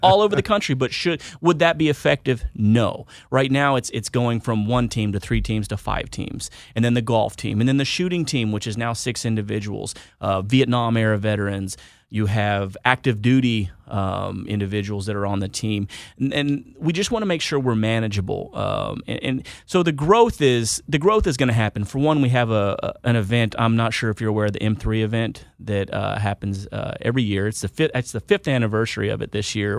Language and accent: English; Houston, Texas, United States; moved away; also born or lived in Wichita, Kansas; I am from Wichita, Kansas. Originally, I grew up in Houston, Texas, but I joined out of, uh, Wichita, Kansas